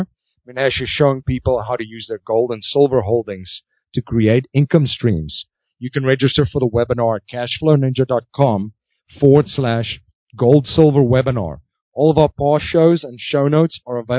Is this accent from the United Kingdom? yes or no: no; South Africa; growing up in South Africa